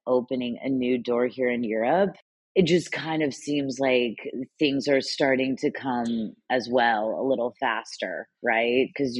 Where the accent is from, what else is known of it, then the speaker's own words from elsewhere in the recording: United States; Well, I mean, I'm pretty lucky. So I'm a dual citizen. Obviously, I'm American. I have an American passport. And then I am half Italian.